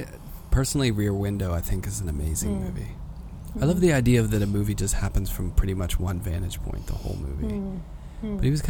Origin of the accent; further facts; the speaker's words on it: New York, United States; being a New Yorker